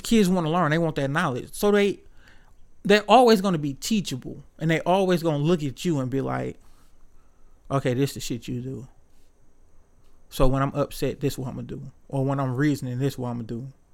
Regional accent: Detroit, Michigan, United States; growing up on the East Side

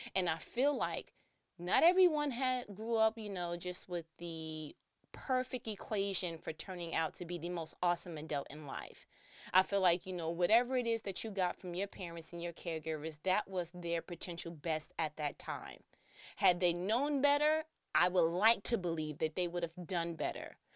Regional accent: New York, United States; I'm from New York

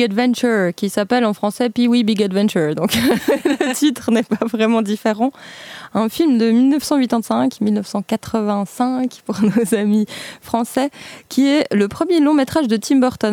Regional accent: Basel, Basel-Stadt, Switzerland; retour chez nous à Bâle, euh, où 16% des déplacements sont faits en vélo, donc Bâle en Suisse

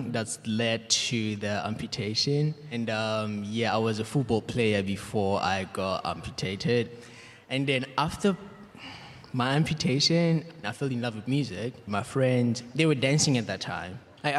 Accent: South Africa; moved away as an adult; now in London, United Kingdom; I'm originally from South Africa, but I've recently moved to London.

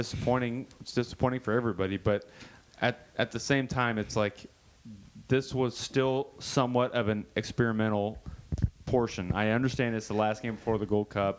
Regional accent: Kansas City, United States; I'm from Kansas City

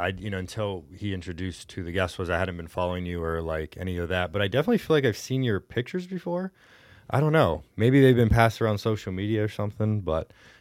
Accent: Houston, Texas, United States; also born or lived in Detroit; now in Cleveland, United States; I got to know the city better, because I'm not from here originally. I'm from Houston, and even before that.

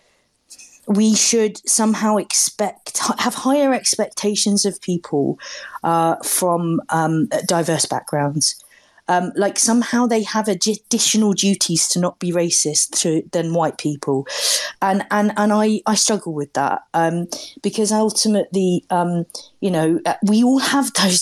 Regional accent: London, United Kingdom; I grew up in London in the 1980s

